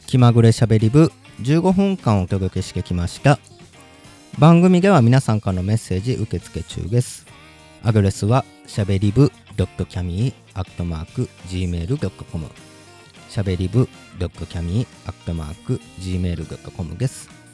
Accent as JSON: {"language": "Japanese", "region": "Kansai", "country": "Japan", "tie": "born or raised there", "also_born_or_lived": "Aichi Prefecture", "moved": "as an adult", "lives_now": "Aichi, Japan", "said": "今、愛知県で。黙々関西出身なので。"}